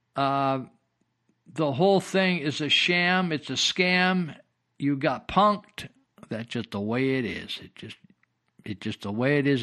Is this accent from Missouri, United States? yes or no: no; Yuba County, California, United States; Yuba County